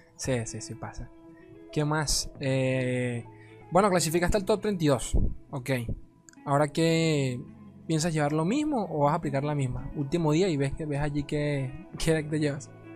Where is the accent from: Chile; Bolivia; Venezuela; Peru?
Venezuela; acá en mi país, Venezuela